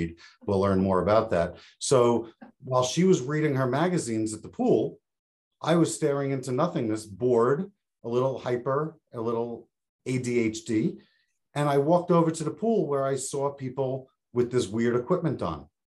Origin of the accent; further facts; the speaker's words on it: Long Island, New York, United States; I grew up on Long Island in New York, surrounded by beach